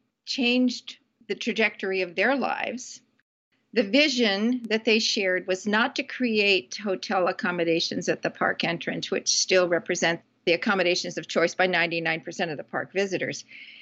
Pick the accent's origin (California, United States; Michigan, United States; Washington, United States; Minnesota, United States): Washington, United States; Puget Sound area of Washington State, United States; moved away; I grew up in the Puget Sound area of Washington State, and our family camped.